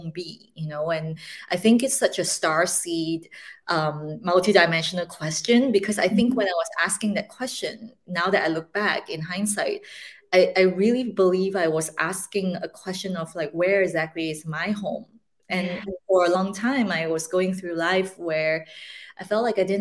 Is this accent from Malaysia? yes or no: yes; Malaysia; moved away; I speak Mandarin and Cantonese along with English and all the other languages that we've been raised in Malaysia. I am originally from Malaysia